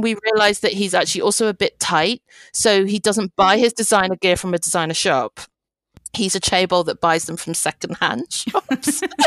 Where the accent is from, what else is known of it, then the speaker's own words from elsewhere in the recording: United Kingdom; I'm British Chinese, so my parents are from Hong Kong.